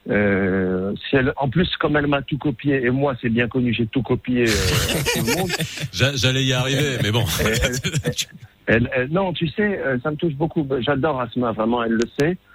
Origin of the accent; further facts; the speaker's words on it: Morocco; moved away; je suis marocain